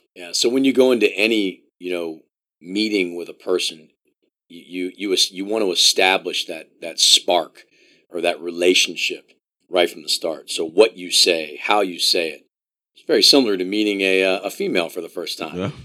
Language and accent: English; Columbia, Maryland, United States; now in Illinois, United States; I grew up in Columbia, Maryland